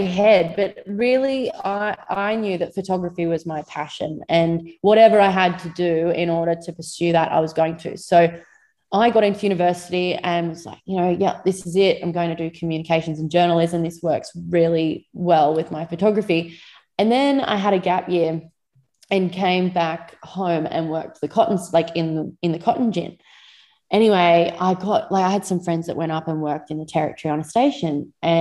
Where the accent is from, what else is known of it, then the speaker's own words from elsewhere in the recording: Moree, New South Wales, Australia; I was born and bred in Moree, just on the outskirts of Moree, not far from town on a little hobby farm